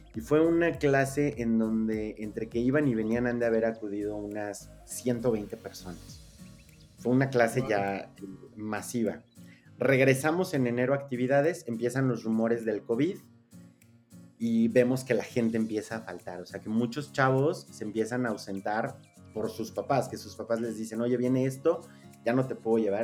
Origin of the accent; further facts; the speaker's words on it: Mexico; como mexicano promedio